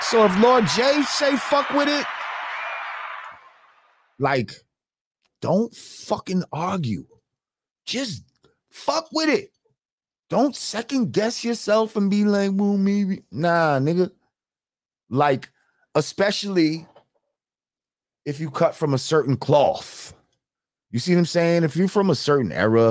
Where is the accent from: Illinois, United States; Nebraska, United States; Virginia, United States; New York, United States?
New York, United States; New Rochelle; my New Road family